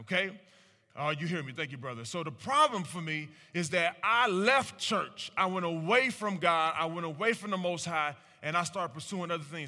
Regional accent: Cleveland, Ohio, United States; I'm born and raised in Cleveland, Ohio.

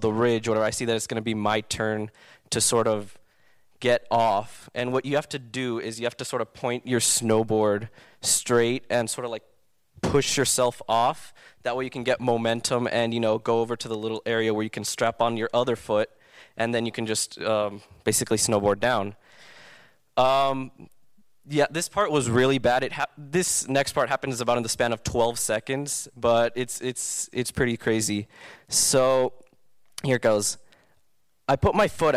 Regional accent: Southern California, United States; I grew up in SoCal my entire life

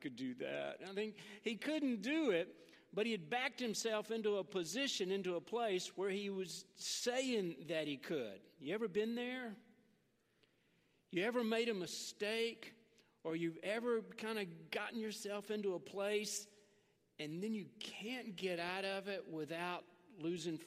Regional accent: Memphis, Tennessee, United States; moved away; I grew up in Memphis. I'm from West Tennessee.

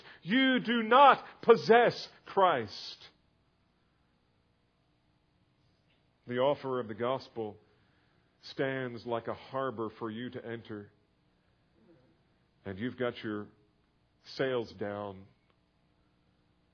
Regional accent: New Jersey, United States; now in Texas, United States; I didn't grow up here. I grew up in New Jersey

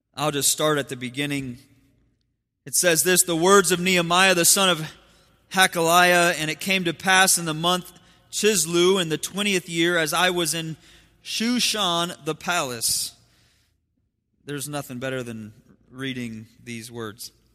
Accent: Ohio, United States; moved away; I have my, my grandparents and we grew up in Ohio, so I have family back in Ohio

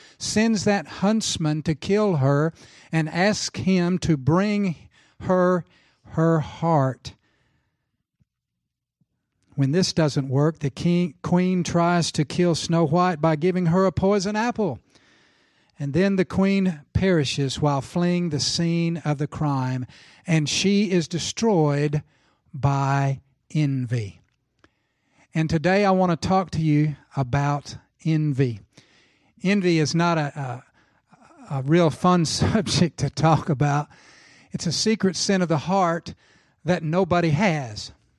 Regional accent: Tulsa, Oklahoma, United States; You know, I grew up in Tulsa, Oklahoma, as a young boy.

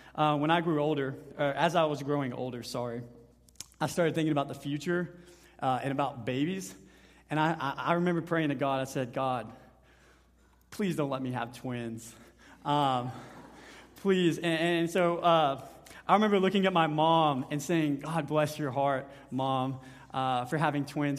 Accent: Honey Grove, Texas, United States; my hometown, Honey Grove

